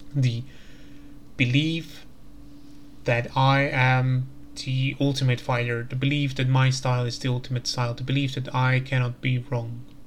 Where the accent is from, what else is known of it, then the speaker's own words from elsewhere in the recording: Slovakia; I'm coming from Slovakia